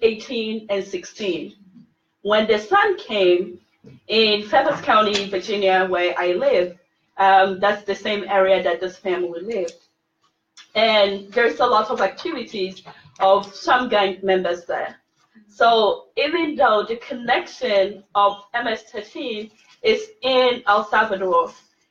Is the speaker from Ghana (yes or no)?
yes; Ghana; now in United States; I'm originally from Ghana, I speak to my family all the time in Ghana